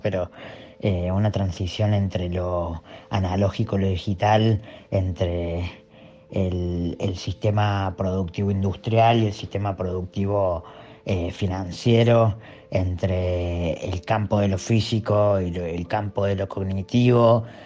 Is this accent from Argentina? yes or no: yes; Córdoba, Argentina; soy artista y de Córdoba